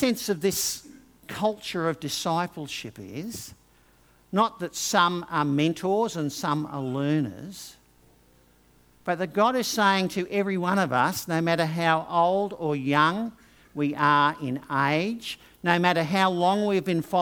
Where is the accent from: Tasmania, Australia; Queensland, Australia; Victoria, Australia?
Queensland, Australia; Brisbane; also born or lived in England; I had grown up in Brisbane